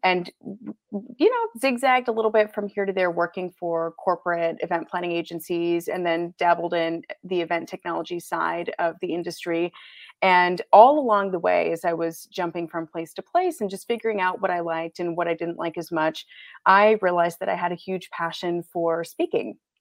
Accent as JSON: {"language": "English", "region": "Michigan", "country": "United States", "tie": "born or raised there", "also_born_or_lived": "Canada / Grand Rapids, Michigan", "moved": "as an adult", "said": "I'm born and raised Michigan. I live in Grand Rapids, Michigan currently"}